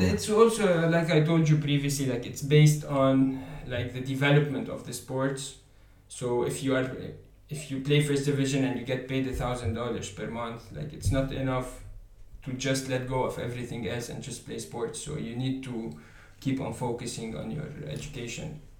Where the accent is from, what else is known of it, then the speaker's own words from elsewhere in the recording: Lebanon; moved away as an adult; now in Paris, France; I come from uh, Lebanon